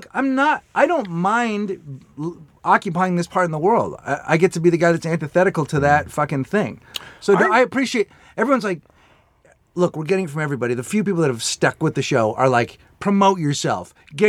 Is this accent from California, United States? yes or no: yes; Bay Area, California, United States; now in Los Angeles, United States; I grew up like Dave in the Bay Area, and so you know, a Giants fan and a 49er fan